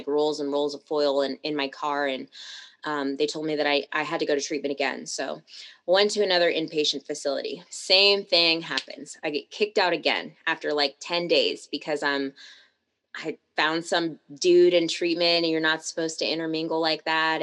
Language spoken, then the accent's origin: English; Tacoma, Washington, United States; also born or lived in Seattle; I come from Tacoma, which is like a smaller city on the outskirts of Seattle